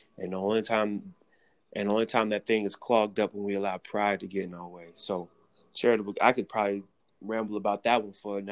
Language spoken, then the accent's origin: English; the Bible Belt, the South, United States; I was raised in the Bible Belt